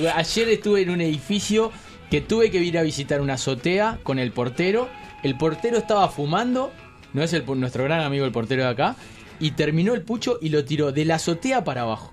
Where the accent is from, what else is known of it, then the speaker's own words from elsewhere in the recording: Uruguay; somos de Uruguay